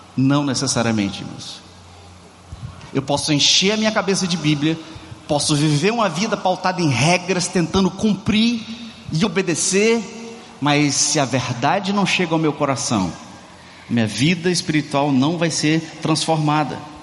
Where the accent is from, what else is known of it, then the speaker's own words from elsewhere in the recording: Brazil; now in Ceará, Brazil; somos latinos, somos brasileiros, somos cearense.